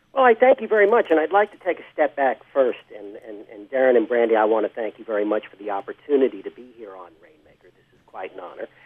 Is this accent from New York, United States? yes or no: yes; New York City, New York, United States; I grew up in uh, Forest Hills, Queens